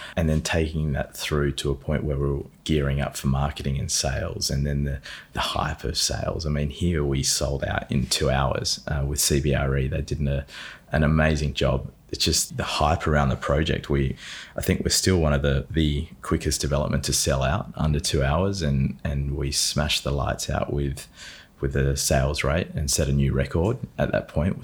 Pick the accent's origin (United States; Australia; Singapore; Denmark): Australia; Adelaide, South Australia; I was born in Adelaide, grew up there on a lot of land just out near McLaren Vale